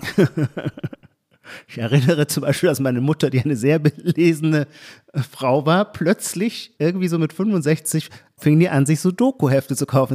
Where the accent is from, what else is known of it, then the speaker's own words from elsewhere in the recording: Baden-Württemberg, Germany; moved away; also born or lived in Brandenburg; aus meiner Kindheit und Jugend in Baden-Württemberg